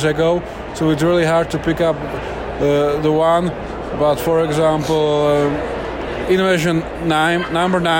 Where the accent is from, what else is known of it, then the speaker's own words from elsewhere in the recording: Slovakia; from Slovakia, a small country in Central Europe.